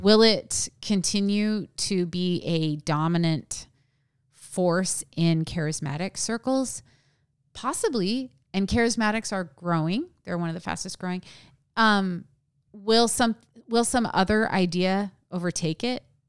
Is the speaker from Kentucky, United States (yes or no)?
no; small town at the base of Mount Hood, Oregon, United States; I grew up in a small town that is near a forest.